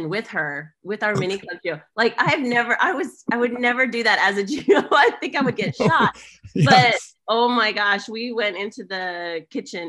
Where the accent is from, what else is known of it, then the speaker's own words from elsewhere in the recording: Houston, Texas, United States; moved away; I'm from Clear Lake, which is South Houston, near NASA